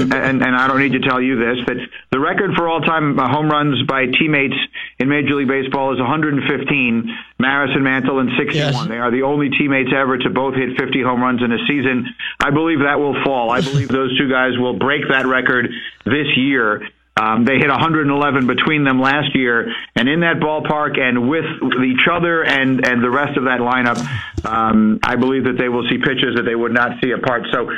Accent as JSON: {"language": "English", "town": "New York City", "region": "New York", "country": "United States", "tie": "born or raised there", "said": "When I was a kid growing up in New York, I grew up in the 70s in New York City."}